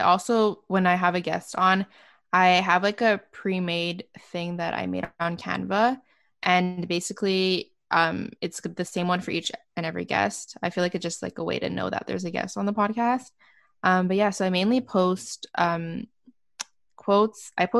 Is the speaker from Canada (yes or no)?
yes; Canada; So since I'm from Canada, there's nothing like more that it gives me more of, I feel.